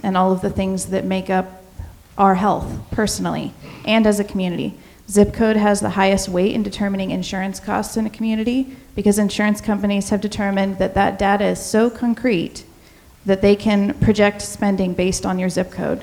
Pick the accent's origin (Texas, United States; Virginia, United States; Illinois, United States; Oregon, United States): Oregon, United States; Brookings; also born or lived in Jackson County, Oregon; I am from Brookings